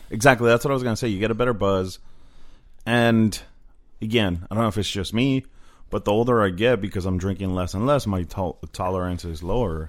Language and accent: English; Phoenix, Arizona, United States; also born or lived in Koreatown, Los Angeles; now in Los Angeles, United States; I grew up in Phoenix